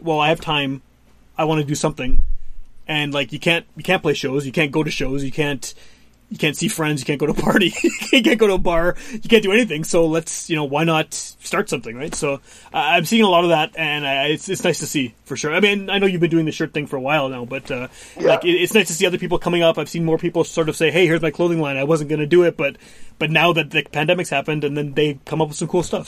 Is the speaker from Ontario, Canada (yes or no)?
no; Winnipeg, Manitoba, Canada; also born or lived in West End, Winnipeg; grew up in Wolseley, then uh, moved to the West End.